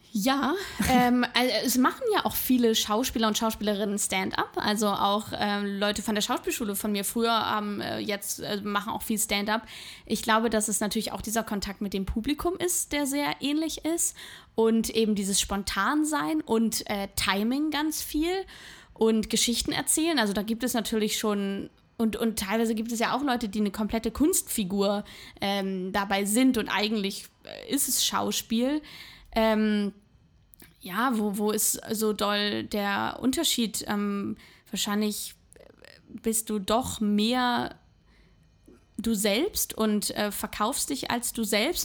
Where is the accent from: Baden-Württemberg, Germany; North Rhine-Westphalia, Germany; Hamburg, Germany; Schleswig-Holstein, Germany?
Hamburg, Germany; moved away as an adult; now in Berlin, Germany; nach Hamburg möchte ich nicht zurück, weil das einfach meine Heimat ist